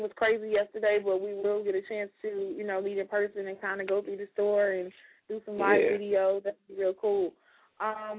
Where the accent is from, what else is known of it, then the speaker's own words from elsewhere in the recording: Chicago, Illinois, United States; moved away as an adult; now in Georgia, United States; I'm from Chicago